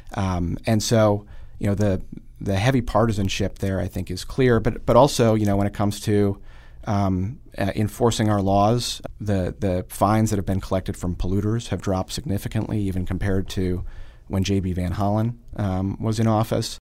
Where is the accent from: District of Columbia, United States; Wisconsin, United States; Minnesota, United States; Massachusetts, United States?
Wisconsin, United States; Oshkosh; moved away; also born or lived in Fond du Lac, Wisconsin / Baltimore; I grew up in Oshkosh and Fond du Lac